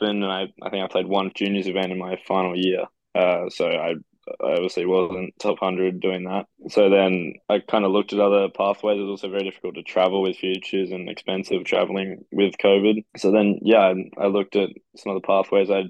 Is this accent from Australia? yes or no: yes; Queensland, Australia; moved away as an adult; now in South Carolina, United States; growing up in Australia